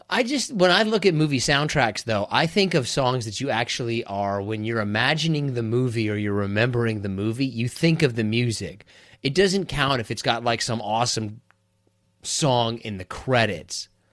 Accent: Kansas, United States; I'm from Kansas

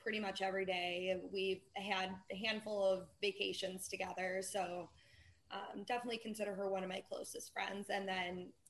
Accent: Chicago, Illinois, United States; I'm from Chicago.

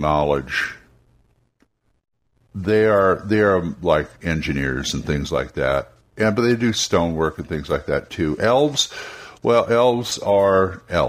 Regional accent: California, United States; I'm from California

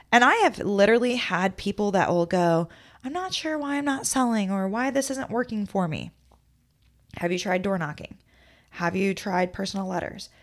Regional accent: Midwest, United States; moved away; I'm from the Midwest

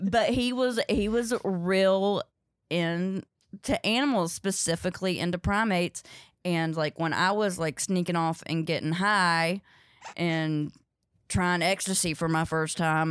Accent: Ridgemont, North Carolina, United States; also born or lived in Chicago; now in New York, United States; I grew up in Ridgemont, North Carolina, uh, but nobody knows where that is, so I say Durham, 'cause it's Durham County

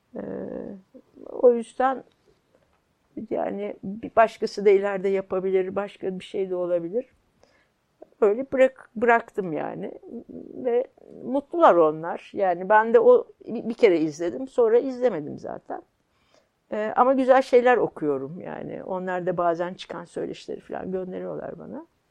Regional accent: Kayseri Province, Turkey; born or raised there; moved away; also born or lived in Istanbul

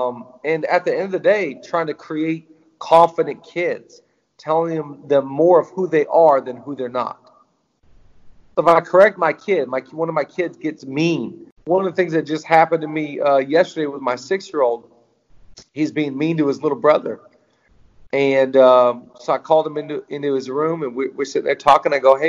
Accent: Seattle, Washington, United States; moved away as an adult; now in Los Angeles, United States; so when I was 18 years old, I moved to Los Angeles from Seattle.

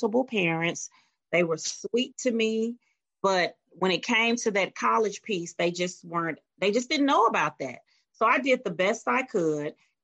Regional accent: Meridian, Mississippi, United States; moved away; I was born and raised in Meridian, Mississippi

